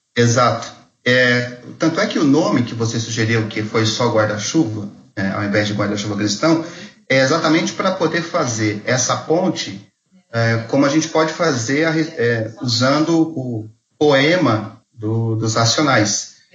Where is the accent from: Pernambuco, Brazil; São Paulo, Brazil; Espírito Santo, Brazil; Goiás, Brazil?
São Paulo, Brazil; Mogi das Cruzes; eu sou de Mogi das Cruzes